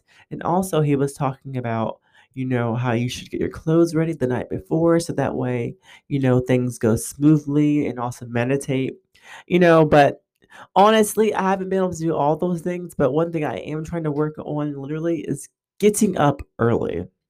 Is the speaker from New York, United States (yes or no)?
yes; New York, United States; also born or lived in Texas / California / Germany; lived in Texas, I've lived in California, I've lived in, you know, Germany, I lived all over. And so my accent and my voice has probably picked up on a lot of different things. And so I talk fast, you know, from New York. That's my New York side, I guess.